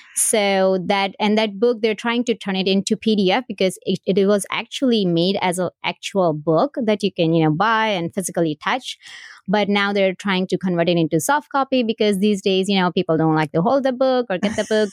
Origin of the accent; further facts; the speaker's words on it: India; now in United States; I was born and raised in India. I came here in two thousand one